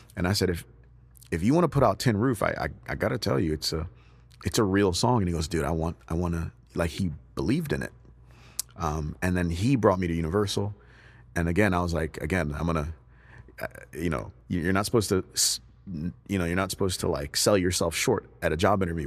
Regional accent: United States; born or raised there; also born or lived in Nigeria

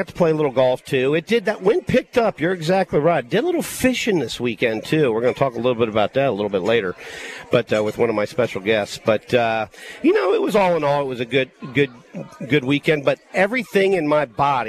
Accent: Columbus, Ohio, United States; now in Mobile, United States; I grew up in Columbus, Ohio

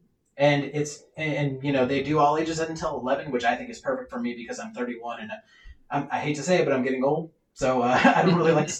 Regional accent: Olympia, Washington, United States; I'm born and raised in Olympia

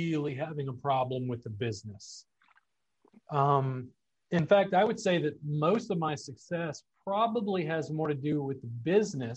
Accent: South Louisiana, United States; I grew up in South Louisiana

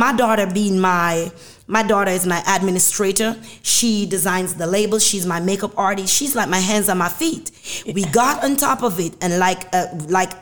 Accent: Jamaica; moved away as an adult; now in Georgia, United States; I'm from Jamaica

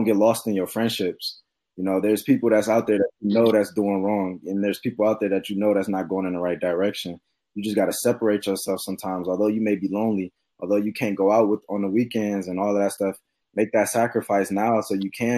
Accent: Cleveland, Ohio, United States; I'm from Cleveland, Ohio

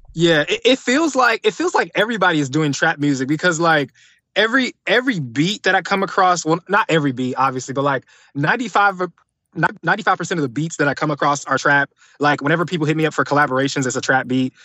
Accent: Atlanta, Georgia, United States; also born or lived in Detroit, Michigan; I was originally born in Detroit, um, came to Atlanta, like, at a very young age. So, pretty much, like, you could say I'm from Atlanta, from the South

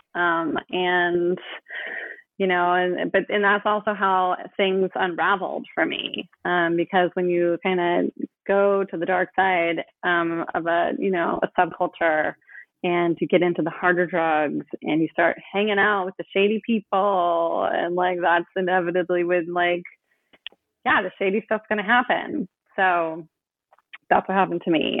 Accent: Oakland, California, United States; I grew up in Oakland

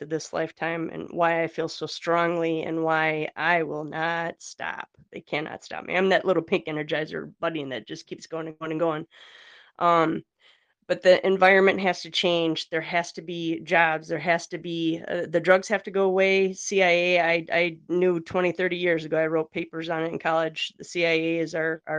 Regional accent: Northeast Wisconsin, United States; I'm from Wisconsin, Northeast Wisconsin

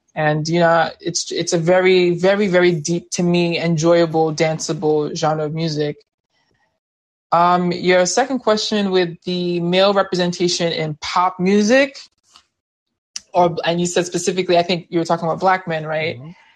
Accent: Nigeria; I'm from Nigeria

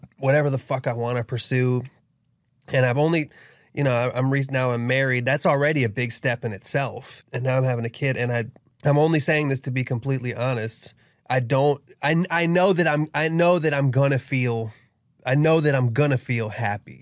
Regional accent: Dunkirk, Maryland, United States; I was raised in Dunkirk, Maryland, which is a small town that's a suburb of Washington, D.C.

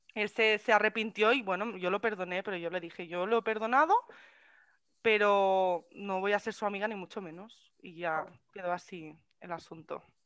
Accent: Catalonia, Spain; soy catalana, catalana y española

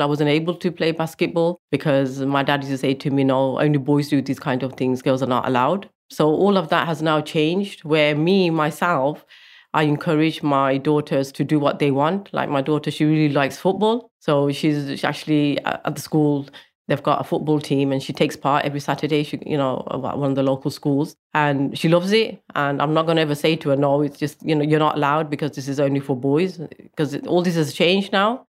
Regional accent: Coventry, West Midlands, United Kingdom; I'm originally from Coventry

